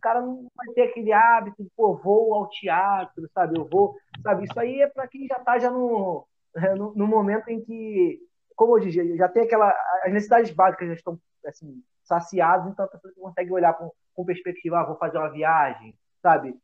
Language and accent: Portuguese; Nilópolis, Rio de Janeiro, Brazil; moved away as an adult; also born or lived in Costa Barros / São João de Meriti; Eu sou lá de Nilópolis, né, cara? Sou de Nilópolis